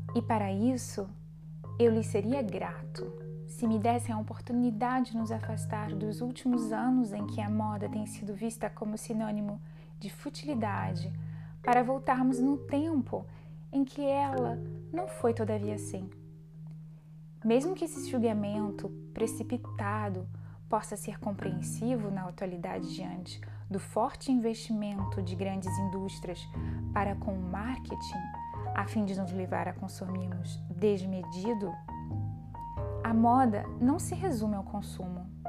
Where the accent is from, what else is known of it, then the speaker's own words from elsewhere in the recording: Brazil; moved away as an adult; now in France; o Brasil, país onde nasci